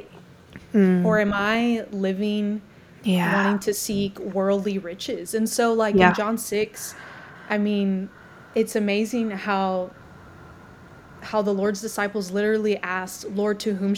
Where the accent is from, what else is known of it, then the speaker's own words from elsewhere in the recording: United States; now in Louisville, United States; being an American